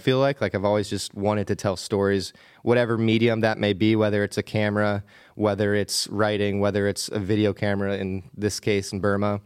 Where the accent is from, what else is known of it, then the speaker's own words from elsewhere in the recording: Bird-in-Hand, Pennsylvania, United States; accent: Pennsylvania; I grew up in Pennsylvania in a pretty small town named Birdinghand